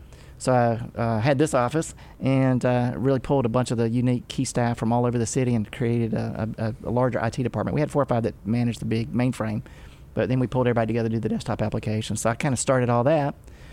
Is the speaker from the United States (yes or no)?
yes; Chester, United States; also born or lived in Florida; Grew up in Chester, a little town south of here. I was born in Florida. Not many people know that.